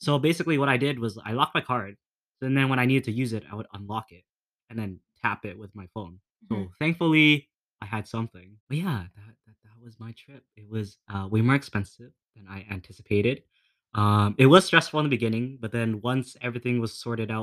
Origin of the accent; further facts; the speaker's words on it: Canada; I'm Canadian